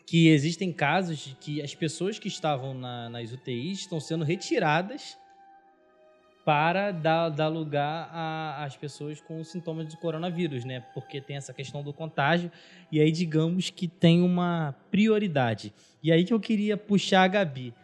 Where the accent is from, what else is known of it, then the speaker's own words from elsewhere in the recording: São Gonçalo, Rio de Janeiro, Brazil; eu sou de São Gonçalo e trabalho